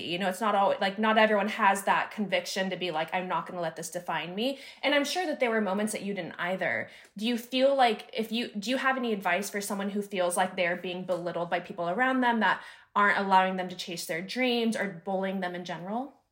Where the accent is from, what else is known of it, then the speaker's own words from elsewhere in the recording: Northern California, United States; also born or lived in Sacramento / San Diego; I'm from Northern California. I moved to Sacramento for a year